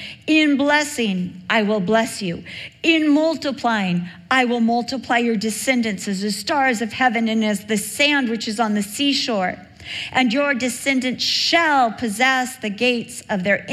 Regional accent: Newport Beach, California, United States; I was raised in Newport Beach. I went to Newport Heights Elementary

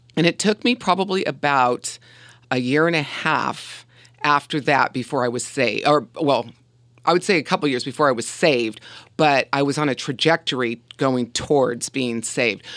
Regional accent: Huntington Beach, California, United States; also born or lived in Covina, California; I was born in Covina, California, and we moved to Huntington Beach when I was five years old

